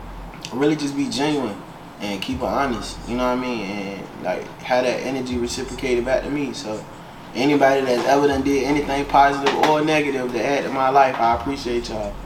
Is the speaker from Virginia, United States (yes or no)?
yes; Chesapeake, Virginia, United States; also born or lived in Norfolk, Virginia; We moved. My mom was able to get a house, you know what I'm saying? So, we went to Chesapeake, stayed right on Berkeley Ave. So, really, I grew up out of Chesapeake.